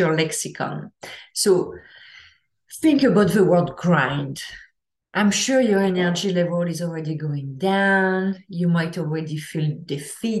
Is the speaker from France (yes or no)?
yes; France; I'm from France